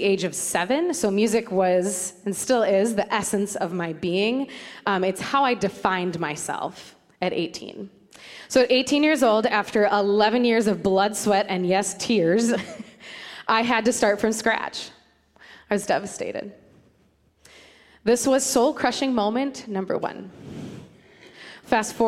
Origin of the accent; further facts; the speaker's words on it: Antioch, Illinois, United States; I grew up in Antioch, Illinois, which is north of Chicago, by Six Flags.